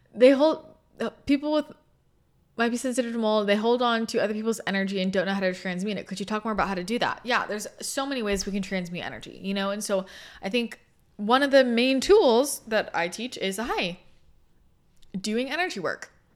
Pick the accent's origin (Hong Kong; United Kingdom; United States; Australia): United States; Bay Area, Northern California; moved away; also born or lived in Los Angeles / San Diego; I grew up in the Bay Area, in NorCal